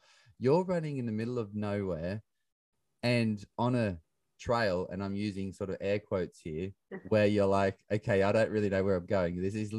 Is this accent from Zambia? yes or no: no; Bathurst, New South Wales, Australia; moved away; also born or lived in London; we grew up in the bush. You know, I grew up in Bathurst, on the other side of the Blue Mountains. So I'm a country bumpkin.